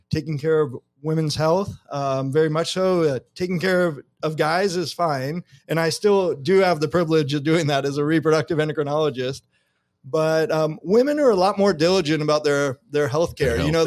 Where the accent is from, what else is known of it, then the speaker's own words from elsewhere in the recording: Los Angeles, California, United States; I'm originally from Los Angeles, from the greater LA area, but I was a kid growing up.